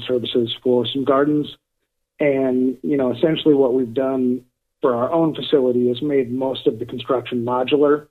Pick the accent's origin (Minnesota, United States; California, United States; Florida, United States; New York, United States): Minnesota, United States; Minneapolis; now in Portland, United States; I grew up in South Minneapolis, went to high school in northern Minnesota